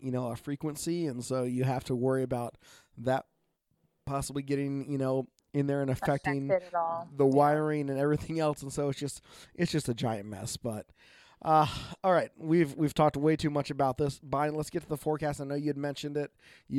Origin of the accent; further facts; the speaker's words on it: Oregon, United States; from Oregon.